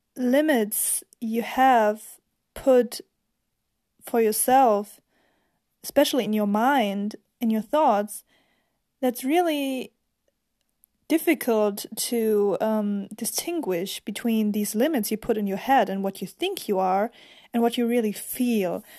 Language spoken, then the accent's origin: English; Germany; English is a second language; I'm actually from Germany